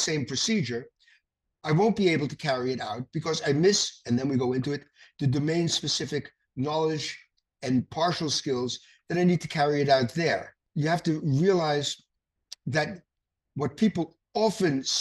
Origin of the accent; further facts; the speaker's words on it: New York City, New York, United States; I was born in the Bronx